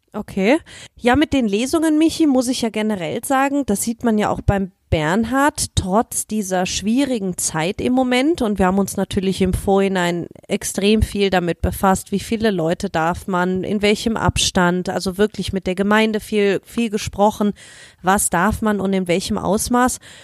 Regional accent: Germany; moved away; komme ich aus Deutschland, war im Geschwister-Scholl-Gymnasium

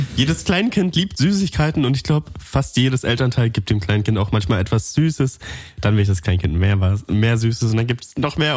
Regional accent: Allgäu, Bavaria, Germany; Ich komme aus dem Allgäu

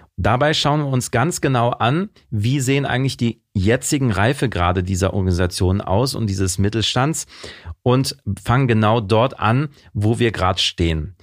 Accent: Mönchengladbach, North Rhine-Westphalia, Germany; Aufgewachsen bin ich in Mönchengladbach

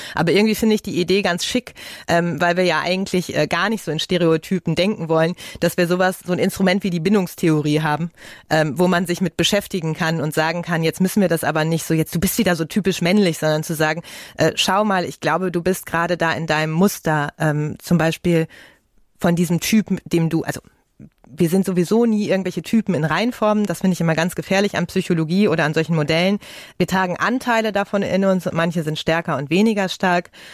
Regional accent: Ruhr area, North Rhine-Westphalia, Germany; Ich komme ja aus dem Ruhrgebiet

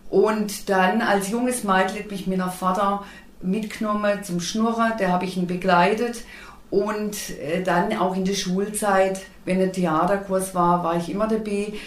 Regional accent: Black Forest, Baden-Württemberg, Germany; ich bin eine waschechte Schwarzwälderin. Ich lieb und leb und schätze meine Heimat

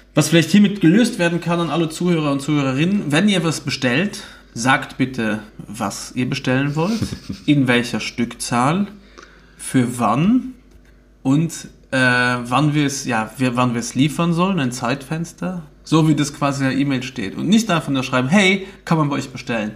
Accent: Luxembourg; Bei uns in Luxemburg nennen wir das Carway oder K-Ways

